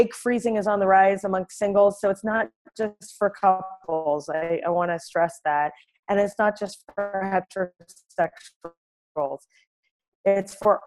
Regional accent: Canada; moved away as an adult; now in New York, United States; from Canada originally, as you know, but I've lived in New York for 10 years

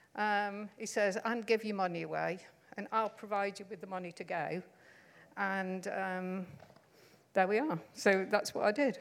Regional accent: Stoke-on-Trent, West Midlands, United Kingdom; I can't say that word because I come from Stoke-on-Trent.

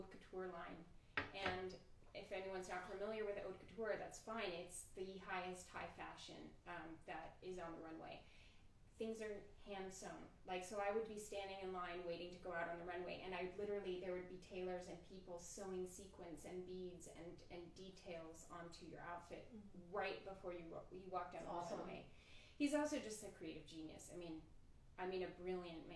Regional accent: Georgia, United States; moved away; I'm from Georgia

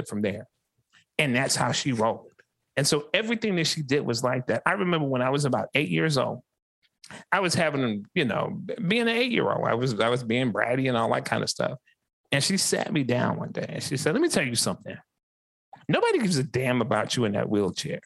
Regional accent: Columbia, South Carolina, United States; I was born right here in Columbia, South Carolina, in the 29203.

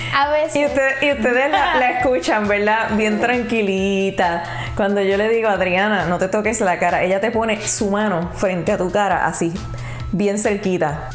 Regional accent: Puerto Rico; yo no estoy en Puerto Rico, no estoy en mi país

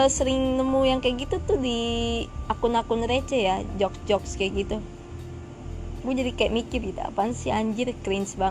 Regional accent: Jakarta, Indonesia; born there; padahal gue asli Padang emang gue lahir di Jakarta

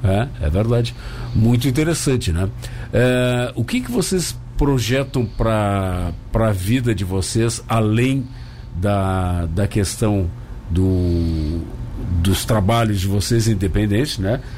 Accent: Rio Grande do Sul, Brazil; now in Tubarão, Brazil; eu sou gaúcho, morei muitos anos lá

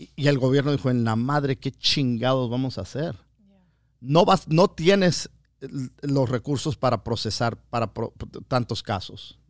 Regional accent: United States; yo soy ciudadano americano con todos mis derechos, nacido aquí

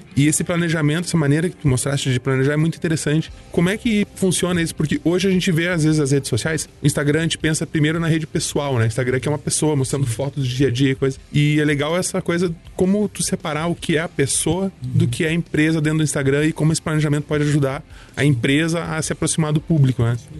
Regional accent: near Porto Alegre, Rio Grande do Sul, Brazil; eu sou de Porto Alegre. Na verdade, pertinho de Porto Alegre

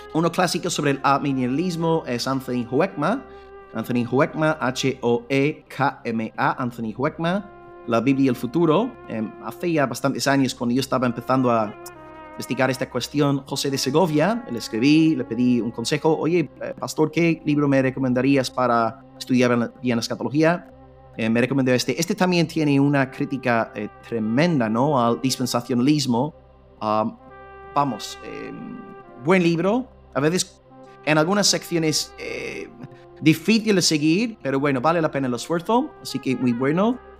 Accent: United Kingdom; moved away; como británico

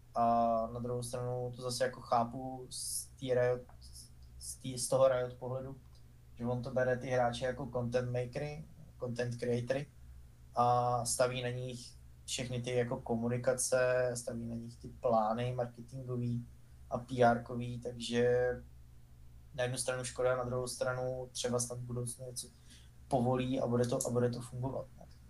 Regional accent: Czechia; jako Češi

